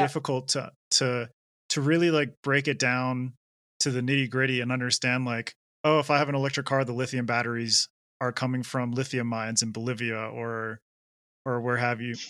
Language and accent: English; Canada; I I grew up in Canada